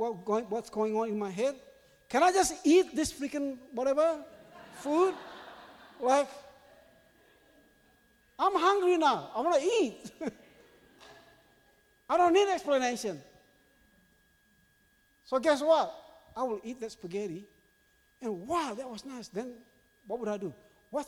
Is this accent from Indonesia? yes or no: yes; Indonesia; now in Australia; I was born in Indonesia.